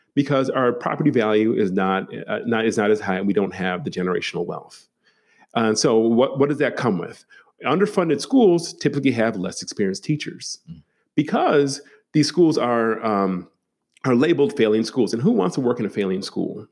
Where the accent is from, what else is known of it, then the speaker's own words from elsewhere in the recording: Milwaukee, Wisconsin, United States; I was raised in uh, Milwaukee, Wisconsin, the city.